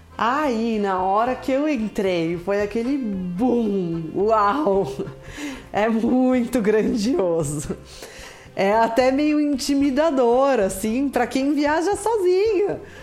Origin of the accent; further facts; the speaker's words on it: Brazil; como bom brasileiro